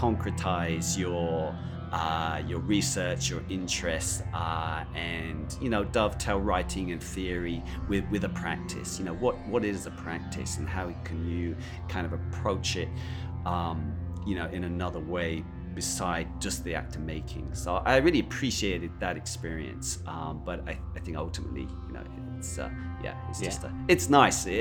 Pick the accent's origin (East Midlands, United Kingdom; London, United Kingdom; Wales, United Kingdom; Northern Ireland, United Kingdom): London, United Kingdom; I'm from London